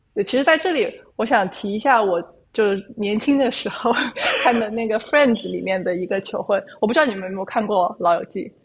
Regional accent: China; 做一个中国人

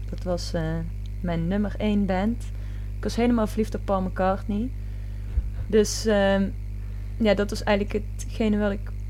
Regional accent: Tilburg, North Brabant, Netherlands; now in Vessen, Netherlands; ik ben 23 jaar. Ik kom uit Tilburg en ben woonachtig in Vessen.

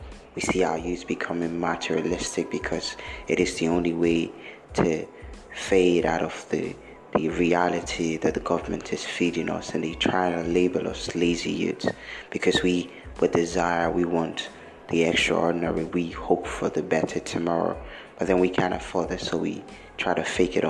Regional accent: Nigeria; although I'm from Africa, although I'm Nigerian

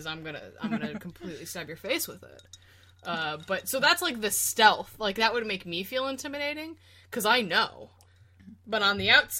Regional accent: Scotland, United Kingdom; I think I just generally go to, like, a claymore. I'm Scottish, so, like, I like those types of big, large swords

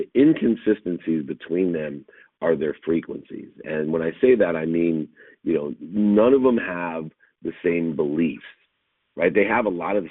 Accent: Zionsville, Indiana, United States; I grew up in Zionsville, Indiana

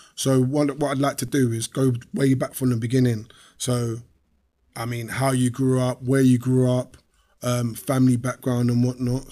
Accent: London, United Kingdom; I grew up in Peckham, but I never grew up in an estate.

